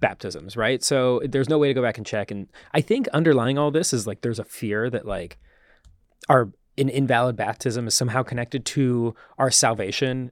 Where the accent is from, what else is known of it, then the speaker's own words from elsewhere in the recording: small town Ohio, United States; moved away; my hometown in small town Ohio